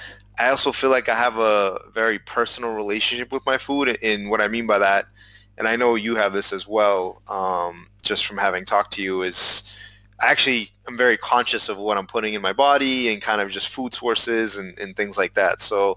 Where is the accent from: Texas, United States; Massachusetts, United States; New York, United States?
Massachusetts, United States; And of course, we're both from Massachusetts.